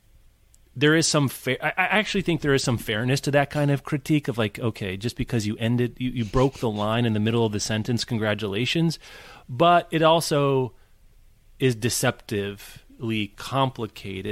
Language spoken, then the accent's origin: English; Midwest, United States; as a Midwesterner